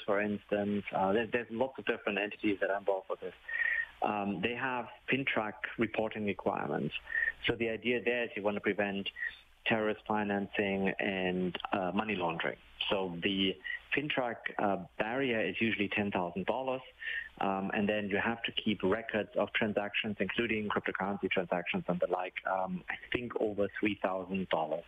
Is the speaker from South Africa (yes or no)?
no; Ontario, Canada; I'm from Ontario